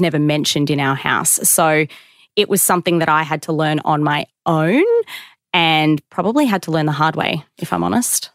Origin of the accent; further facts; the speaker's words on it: Queensland, Australia; I grew up in Queensland